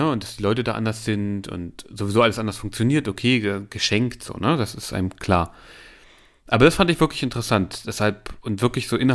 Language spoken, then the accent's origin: German; Halle, Saxony-Anhalt, Germany; ich komme aus Halle